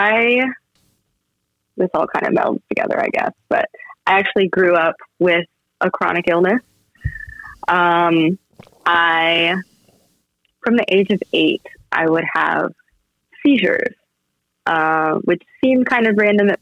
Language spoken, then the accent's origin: English; Iowa, United States; moved away as an adult; also born or lived in Virginia / Los Angeles / Tokyo / San Francisco; now in Austin, United States; I grew up in Iowa